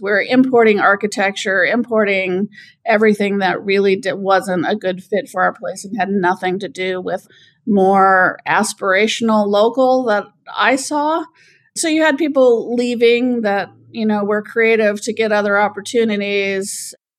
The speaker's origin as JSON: {"language": "English", "town": "Anchorage", "region": "Alaska", "country": "United States", "tie": "born or raised there", "said": "I grew up in Anchorage"}